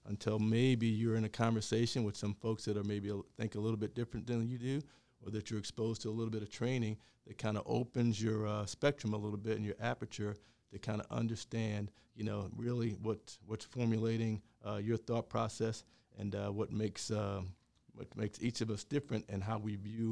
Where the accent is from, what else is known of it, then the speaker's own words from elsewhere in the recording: Cumberland County, Virginia, United States; moved away; also born or lived in Atlantic City; I grew up in Cumberland County, Virginia.